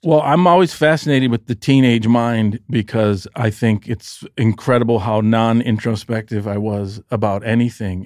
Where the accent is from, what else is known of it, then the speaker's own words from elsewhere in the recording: Detroit, Michigan, United States; moved away; I grew up very middle class, and in Detroit, there's a demarcation line